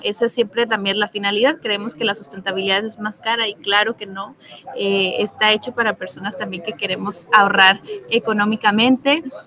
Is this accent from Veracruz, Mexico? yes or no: no; Guadalajara, Jalisco, Mexico; moved away as an adult; now in Quintana Roo, Mexico; yo soy originaria de Guadalajara, Jalisco, pero ya llevo siete años en Quintana Roo